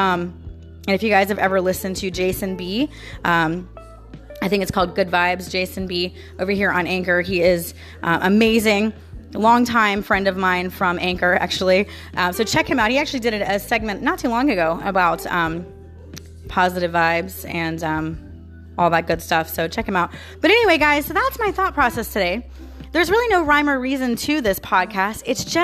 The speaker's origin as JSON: {"language": "English", "region": "Florida", "country": "United States", "tie": "born or raised there", "also_born_or_lived": "St. Petersburg, Florida / Orlando, Florida", "said": "I was born and raised here in Florida"}